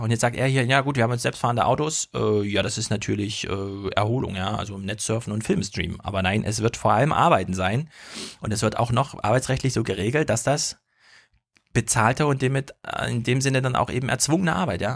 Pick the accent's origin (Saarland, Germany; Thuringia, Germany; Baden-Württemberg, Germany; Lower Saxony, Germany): Thuringia, Germany; Jena; Jena, meine Heimatstadt